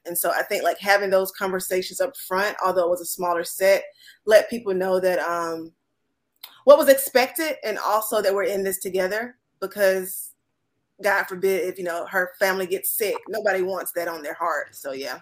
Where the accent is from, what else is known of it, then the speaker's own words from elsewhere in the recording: the South, United States; I'm from the South